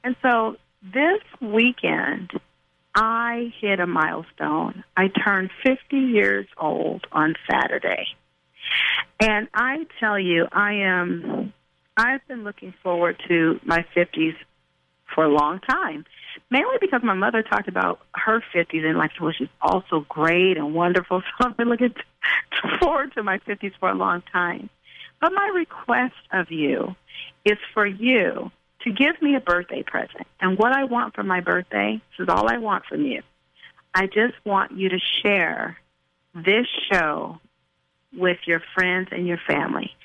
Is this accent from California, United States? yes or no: yes; California, United States; I'm from California